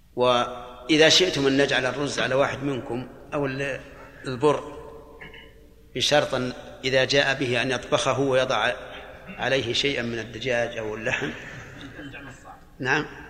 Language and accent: Arabic; Al-Qassim, Saudi Arabia; عندنا في القصيم